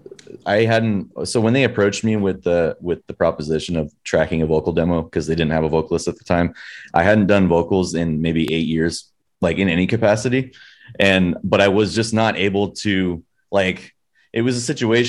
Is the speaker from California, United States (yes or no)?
yes; San Diego, California, United States; I was born and raised in San Diego.